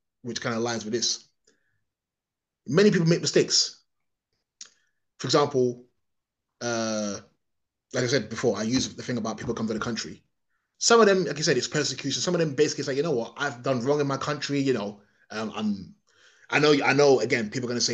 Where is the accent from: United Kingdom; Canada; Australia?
United Kingdom; England; I'm a foreigner, whether I like it or not. My origins aren't from here